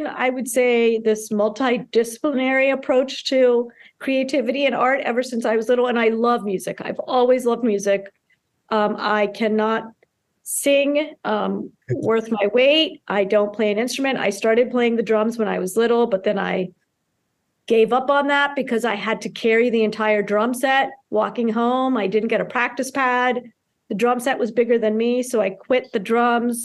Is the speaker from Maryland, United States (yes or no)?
yes; Towson, Maryland, United States; also born or lived in Karachi, Pakistan / Baltimore; then eventually moved out to Towson, where I grew up in Campus Hills behind Goucher College.